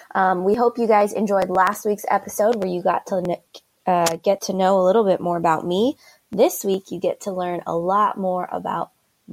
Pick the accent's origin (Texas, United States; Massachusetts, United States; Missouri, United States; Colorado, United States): Colorado, United States; we're both from Colorado.